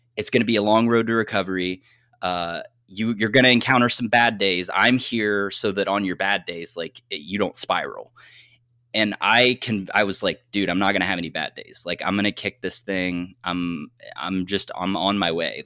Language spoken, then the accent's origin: English; southeastern Ohio, United States; now in Michigan, United States; I am from Ohio. I'm from a very, very rural area in Ohio. I grew up like 10 minutes across the border of West Virginia. So, like southeastern Ohio